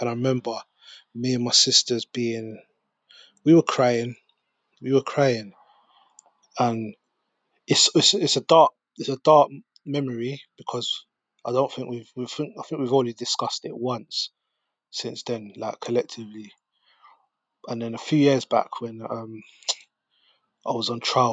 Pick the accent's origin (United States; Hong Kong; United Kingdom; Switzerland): United Kingdom; London; also born or lived in Peckham; I grew up in Brixton